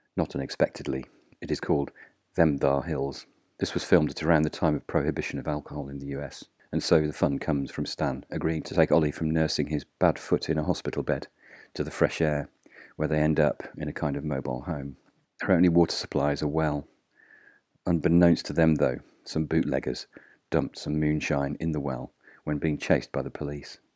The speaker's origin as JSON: {"language": "English", "town": "Birmingham", "region": "West Midlands", "country": "United Kingdom", "tie": "born or raised there", "said": "born in my hometown of Birmingham in the U K"}